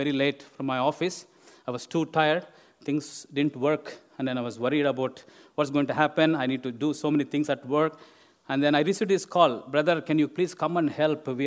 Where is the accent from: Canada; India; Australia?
India; moved away as an adult; now in England; where I come from India